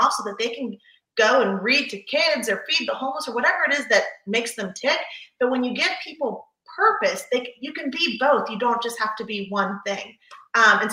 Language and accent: English; Palm Beach County, Florida, United States; moved away as an adult; now in Fort Lauderdale, United States; I was originally from Palm Beach County, from a teeny tiny town where, like, you know everyone.